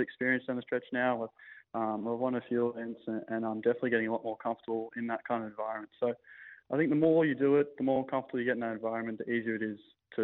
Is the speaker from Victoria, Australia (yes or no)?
yes; Melbourne, Victoria, Australia; growing up on the Sandbelt